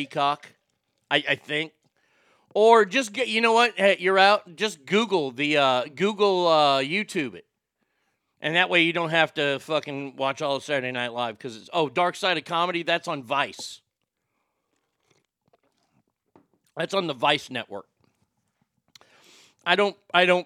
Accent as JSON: {"language": "English", "region": "Texas", "country": "United States", "tie": "born or raised there", "said": "I was raised in Texas. And in Texas here, we don't have a lot of Jewish people"}